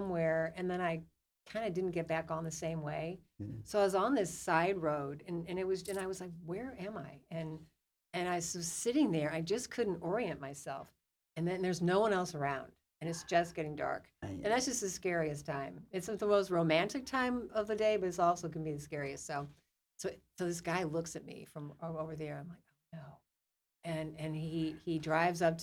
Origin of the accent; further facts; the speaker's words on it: St. Louis, Missouri, United States; moved away; there was about four people or three people that I grew up with in St. Louis